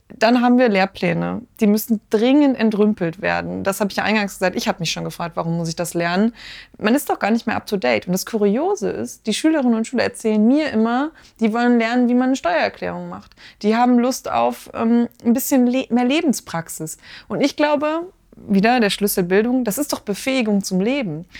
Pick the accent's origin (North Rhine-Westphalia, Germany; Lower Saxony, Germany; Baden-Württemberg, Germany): North Rhine-Westphalia, Germany; Ruhr area; now in Marburg, Germany; Ich komme aus dem Ruhrgebiet, also aus dem Pott